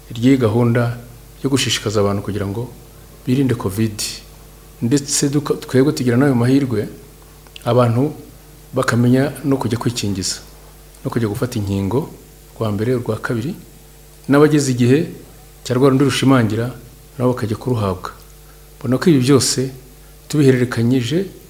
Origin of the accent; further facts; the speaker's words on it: Rwanda; natwe kandi abanyarwanda